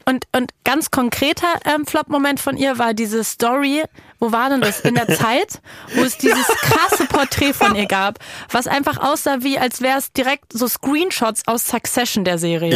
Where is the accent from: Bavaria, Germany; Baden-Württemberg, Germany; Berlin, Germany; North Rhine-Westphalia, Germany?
Berlin, Germany; Ich komme ja aus Berlin